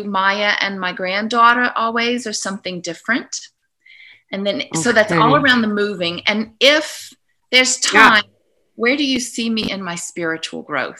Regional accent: New Orleans, Louisiana, United States; also born or lived in Missouri; I was on the Missouri side. We only lived there 6 years. I'm from New Orleans originally

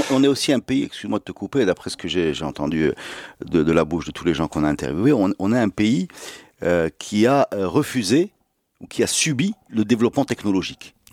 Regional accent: Casablanca, Casablanca-Settat, Morocco; Et moi, je viens pas d'Orange, je viens de Casa.

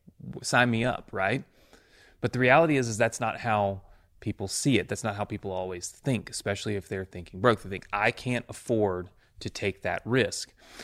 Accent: Mississippi, United States; I'm a kid from Mississippi. I graduated with like, I think 30 people in my class.

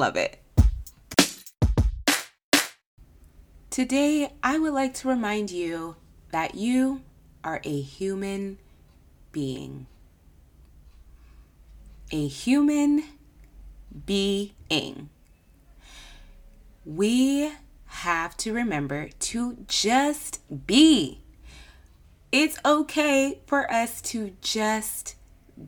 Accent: California, United States; I'm from California

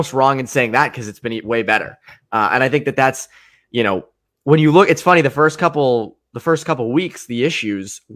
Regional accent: near Boston, MetroWest, Massachusetts, United States; now in Amherst, United States; someone who grew up near Boston and Metro West growing up

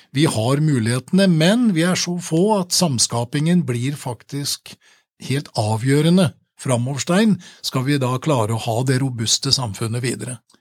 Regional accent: Åmot, Innlandet, Norway; moved away; jeg er jo fra Åmot sjøl og har kommet tilbake igjen

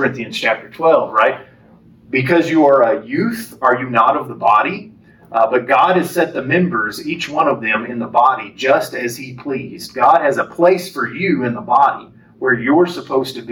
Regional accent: Lubbock, Texas, United States; moved away as an adult; now in Lufkin, United States; I was raised in Lubbock and the Lubbock area.

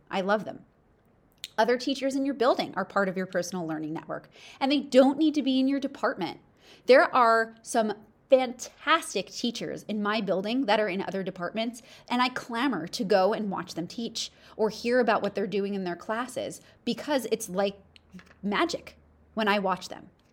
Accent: East Coast, United States; I'm from the East Coast

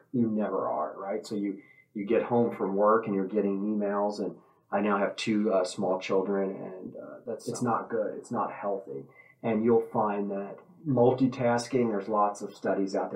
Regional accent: Waco, Texas, United States; moved away as an adult; now in Richardson, United States; I was raised in the Waco, Texas area and was moving up here.

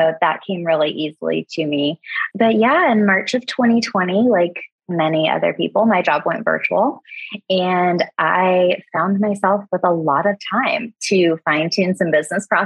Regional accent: Florida, United States; I was born and raised in Florida

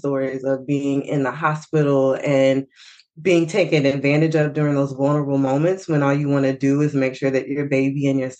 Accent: Fort Worth, Texas, United States; I'm from Fort Worth, Texas.

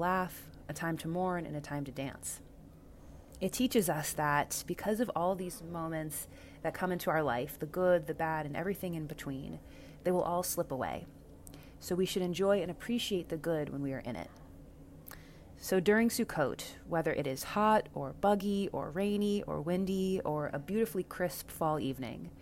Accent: Dallas, Texas, United States; moved away; Dallas, Texas, my hometown

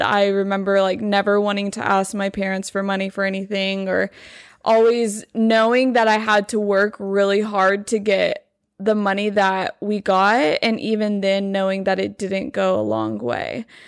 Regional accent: Lubbock, Texas, United States; now in Dallas, United States; I'm from Lubbock

